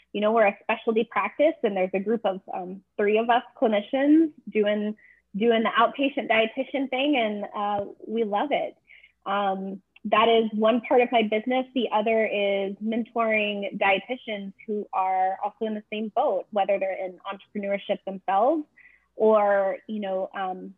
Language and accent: English; Texas, United States; I grew up in Texas